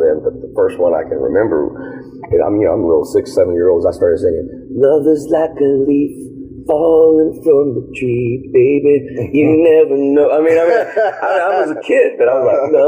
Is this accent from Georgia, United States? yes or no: yes; Savannah, Georgia, United States